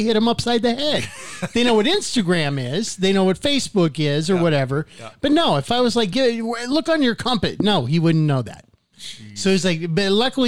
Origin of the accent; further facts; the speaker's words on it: Payson, Arizona, United States; I grew up in Payson